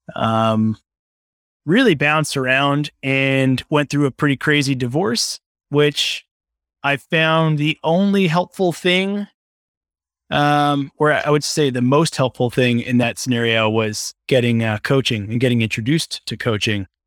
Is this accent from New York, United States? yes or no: yes; Long Island, New York, United States; also born or lived in Brooklyn, New York; I grew up on Long Island in New York